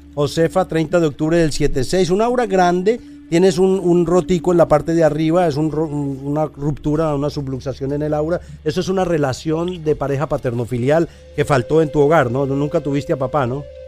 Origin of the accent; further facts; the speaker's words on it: Colombia; mi país Colombia